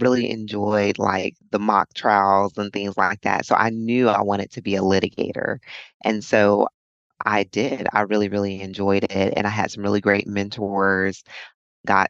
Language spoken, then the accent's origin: English; Charlotte, North Carolina, United States; now in Fort Myers, United States; I'm from Charlotte, North Carolina.